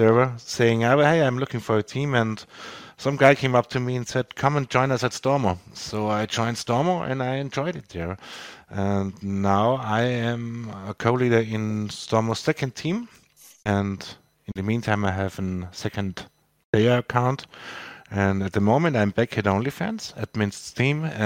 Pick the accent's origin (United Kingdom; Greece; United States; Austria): Austria; English is a second language; I'm from Austria, in Western Europe. English is not my primary language